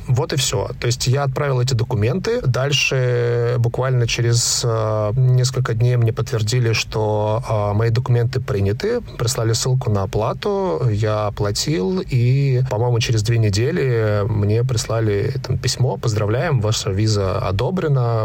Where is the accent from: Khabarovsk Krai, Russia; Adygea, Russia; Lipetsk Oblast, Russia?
Khabarovsk Krai, Russia; Khabarovsk; also born or lived in Moscow; now in Dubai, United Arab Emirates; Я один раз в своей жизни переезжал из Дальнего Востока, где родился в Москву. Из Хабаровска. Из Хабаровска, да, я родился в Хабаровске.